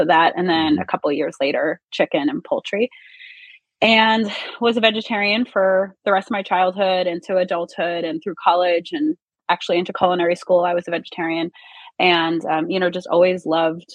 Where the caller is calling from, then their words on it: Mendham, New Jersey, United States; calling in from my home in Northern New Jersey. Live in Mendham in farm country.